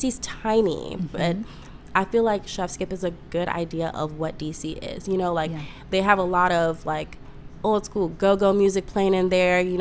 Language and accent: English; Ghana; I'm from Ghana, West Africa.